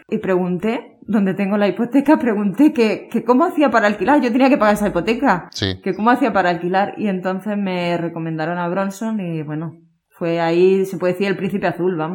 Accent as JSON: {"language": "Spanish", "town": "Barcelona", "region": "Catalonia", "country": "Spain", "lives_now": "Chiclana, Spain", "said": "tres años que llevo yo viviendo en Chiclana, porque yo soy de Barcelona. Decidimos hacer un cambio de vida, nos vinimos para Chiclana"}